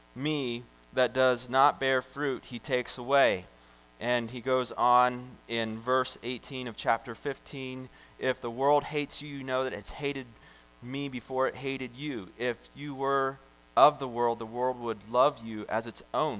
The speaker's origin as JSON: {"language": "English", "country": "United States", "said": "I'm this American"}